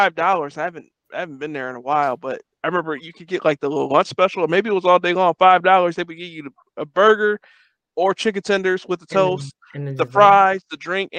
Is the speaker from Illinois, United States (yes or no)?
no; Detroit, Michigan, United States; moved away; I'm from Detroit.